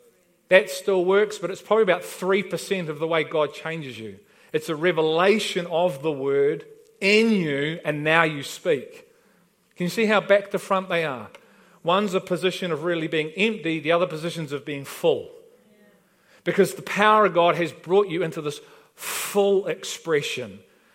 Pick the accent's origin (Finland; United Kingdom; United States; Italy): United Kingdom; Liverpool, North West England; moved away; we've been invited to a party because we're from Liverpool. He said, that's great, you know, we've been here about 4 weeks.